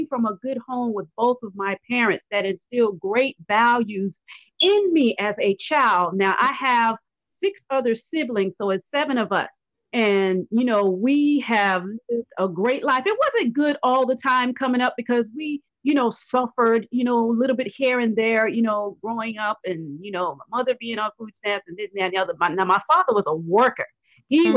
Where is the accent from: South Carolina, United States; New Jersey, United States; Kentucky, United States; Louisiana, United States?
South Carolina, United States; growing up in South Carolina